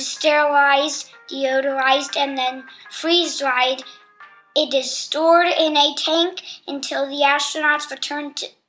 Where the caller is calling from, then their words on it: Mount Laurel, New Jersey, United States; I am calling from Mount Laurel, New Jersey.